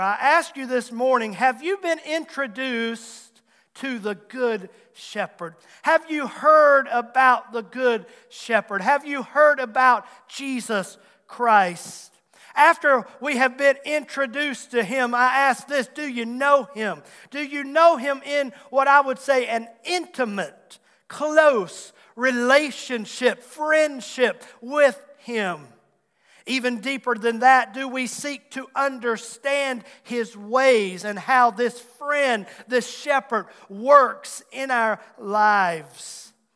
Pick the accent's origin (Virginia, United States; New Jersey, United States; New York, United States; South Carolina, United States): Virginia, United States; Abbs Valley; I grew up in Abbs Valley, the big metropolitan area of Abbs Valley